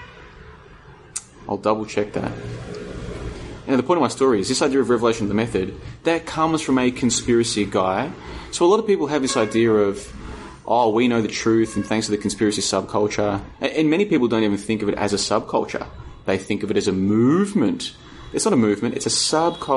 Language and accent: English; Australia; now in Vietnam; I'm from Australia